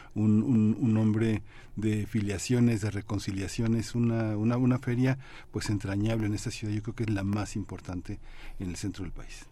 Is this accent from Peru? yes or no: no; Mexico; entender lo que somos como mexicanos eh, multilingües